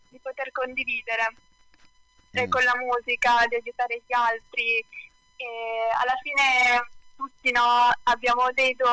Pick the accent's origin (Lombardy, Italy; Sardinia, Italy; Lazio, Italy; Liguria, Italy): Liguria, Italy; Sanremo; io sono di Sanremo e sono cresciuta eh, qui a Sanremo